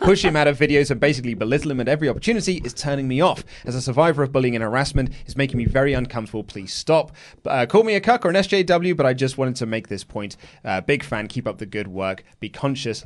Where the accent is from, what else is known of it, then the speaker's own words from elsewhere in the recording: England, United Kingdom; I'm an Englishman